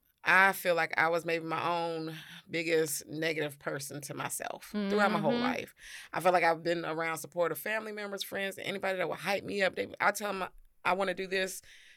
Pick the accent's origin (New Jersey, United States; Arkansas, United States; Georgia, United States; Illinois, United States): Georgia, United States; Atlanta; because I grew up down here in Atlanta.